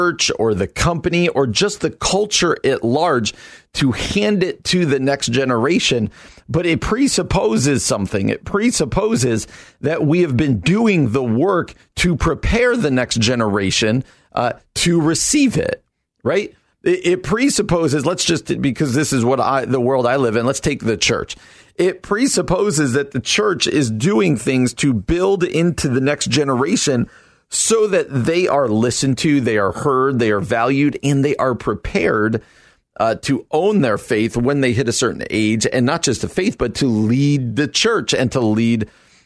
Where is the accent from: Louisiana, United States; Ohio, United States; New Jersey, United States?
New Jersey, United States; moved away as an adult; also born or lived in Illinois; I come out from New Jersey